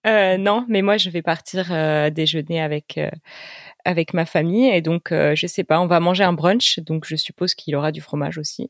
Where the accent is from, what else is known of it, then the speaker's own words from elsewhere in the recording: France; en tant que Français